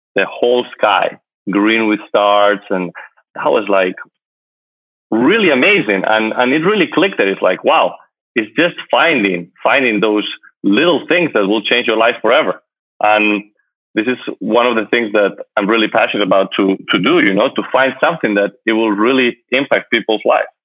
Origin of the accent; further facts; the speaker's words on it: Madrid, Community of Madrid, Spain; moved away as an adult; also born or lived in United States; now in Miami, United States; I'm from Madrid, Spain, and I moved to the United States few years ago